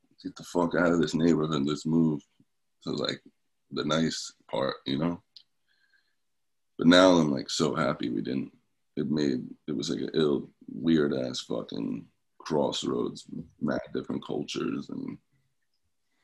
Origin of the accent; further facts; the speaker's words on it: Camden, New Jersey, United States; I was born in Camden. My house I grew up in was right outside.